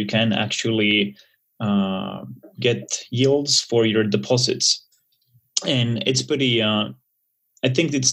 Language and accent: English; Helsinki, Uusimaa, Finland; I'm originally from Finland, Helsinki, which is a small country in the Nordics